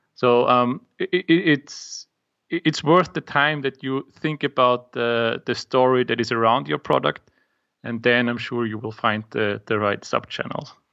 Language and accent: English; Austria; English is a second language; I'm from Austria